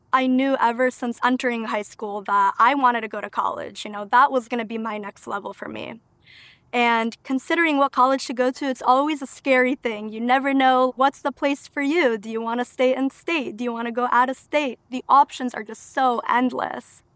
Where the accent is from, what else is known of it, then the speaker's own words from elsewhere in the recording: Waterbury, Connecticut, United States; first language Albanian; English is a second language; also born or lived in Albania; I consider Waterbury my hometown 'cause I lived here since the age of two